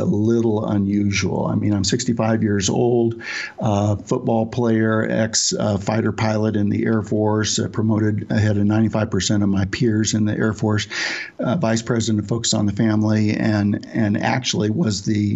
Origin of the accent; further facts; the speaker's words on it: United States; I'm American